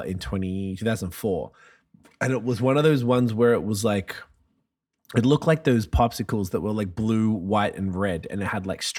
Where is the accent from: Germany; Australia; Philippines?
Australia; moved away; I grew up in Australia